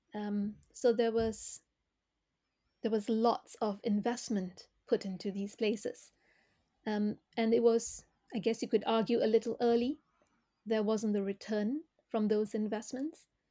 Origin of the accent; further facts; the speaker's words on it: Malaysia; moved away; I grew up in Malaysia.